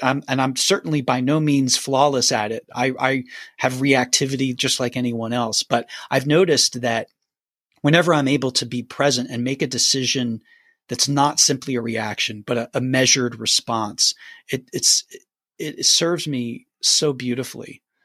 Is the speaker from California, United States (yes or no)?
no; Philadelphia, Pennsylvania, United States; moved away as an adult; now in Nashville, United States; I grew up in Philly, Pennsylvania